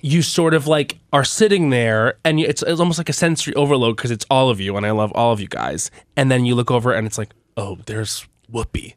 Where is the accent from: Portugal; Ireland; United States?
United States; Long Island, New York; I'm from Long Island.